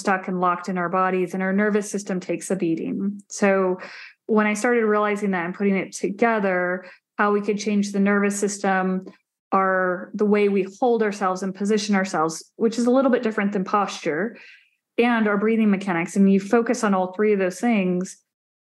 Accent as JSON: {"language": "English", "town": "Phoenix", "region": "Arizona", "country": "United States", "tie": "born or raised there", "said": "I grew up in Arizona, a very hot desert in the Phoenix area"}